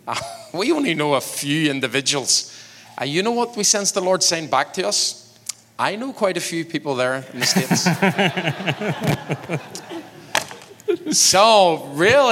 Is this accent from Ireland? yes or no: yes; Ireland; we as Irish people